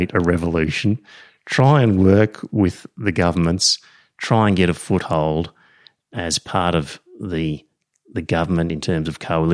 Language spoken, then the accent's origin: English; Australia; I'm Australian